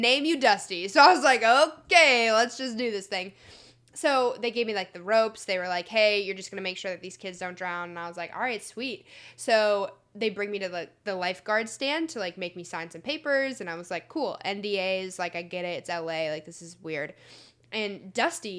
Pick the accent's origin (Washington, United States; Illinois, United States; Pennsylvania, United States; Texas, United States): Illinois, United States; Chicago; also born or lived in Indiana; now in Los Angeles, United States; I'm from Chicago originally. I'm going to school in Indiana.